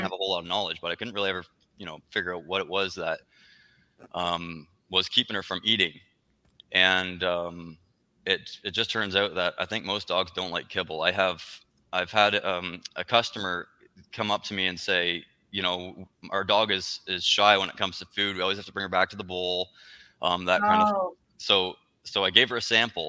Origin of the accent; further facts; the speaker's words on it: Canada; moved away as an adult; now in United States; So we're originally from Canada